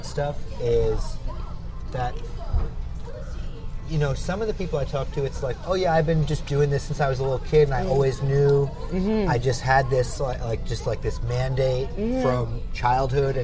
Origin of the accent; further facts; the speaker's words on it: New York, United States; growing up in New York, I feel comfortable around all different kinds of people.